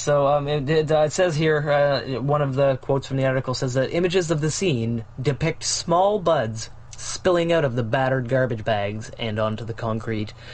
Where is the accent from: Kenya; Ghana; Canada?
Canada; as a Canadian